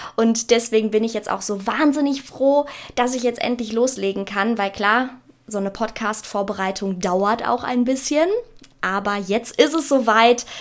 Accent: Ruhr area, North Rhine-Westphalia, Germany; accent: Ruhrpott; ich komme aus dem wunder wunderschönen Ruhrgebiet.

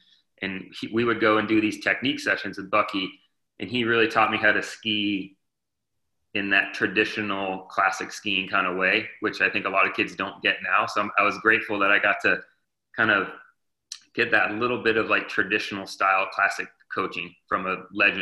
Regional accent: southern Vermont, United States; started skiing in southern Vermont, which is where I grew up.

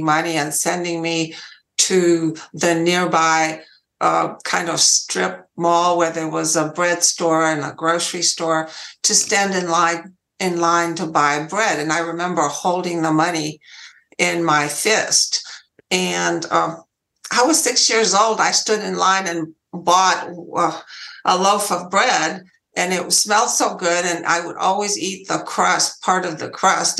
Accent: Romania; English is a second language; moved away as an adult; now in United States; I was born in Romania, and I lived there for 20 years.

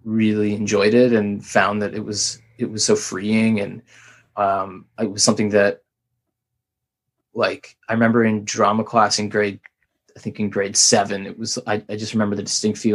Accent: Ottawa, Ontario, Canada; moved away as an adult; also born or lived in Montreal / British Columbia / Canterbury / United Kingdom; I'm from Ottawa

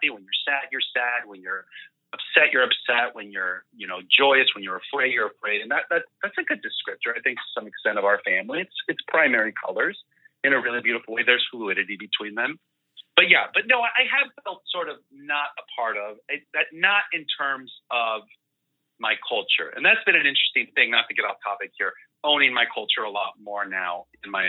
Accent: Puerto Rico; born there; I was born in Puerto Rico. I speak Spanish and English. My mom is Cuban.

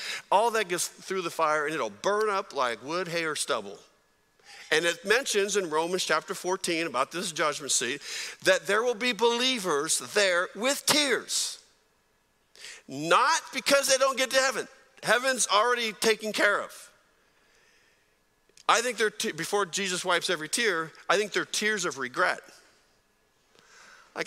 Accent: San Jose, California, United States; I grew up in San Jose, California

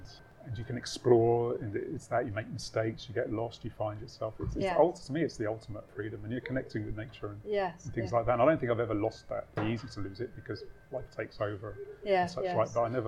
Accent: Edgware, London, United Kingdom; Yes, I suppose I was brought up in northwest London, but probably for the first 7 years of my life, I was living

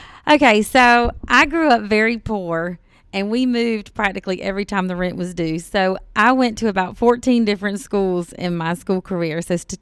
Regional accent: Virginia, United States; now in Georgia, United States; I grew up in Virginia, and the only reason that I came to Georgia was because we were homeless and my dad, you know, lived here.

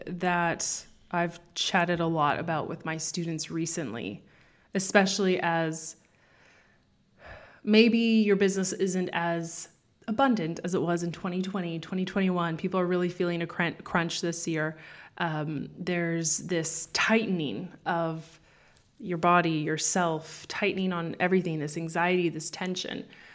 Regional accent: Canada; moved away as an adult; also born or lived in Toronto; now in Spain; I was born in Canada.

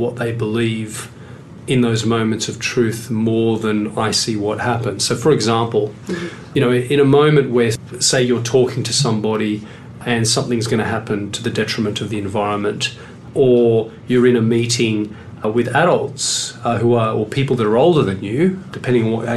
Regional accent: Sydney, New South Wales, Australia; moved away; I come from Western Sydney

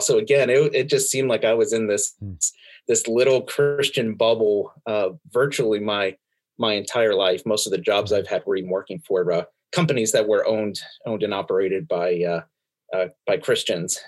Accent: Pennsylvania, United States; also born or lived in Brooklyn, New York; I only lived there for the first four years of my life before uh, before mommy and daddy moved us all to Pennsylvania to to spend uh, uh, what seems like the rest of my life

